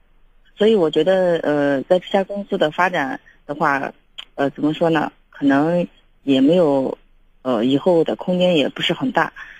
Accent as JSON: {"language": "Chinese", "region": "Shaanxi", "country": "China", "moved": "yes", "said": "我是想打算回陕西的，因为我也是陕西人嘛。"}